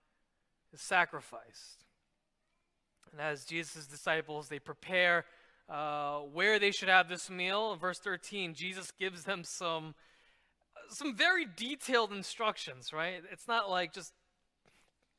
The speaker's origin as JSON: {"language": "English", "town": "New York City", "region": "New York", "country": "United States", "tie": "born or raised there", "said": "I grew up in New York City, and many of my friends were Jewish"}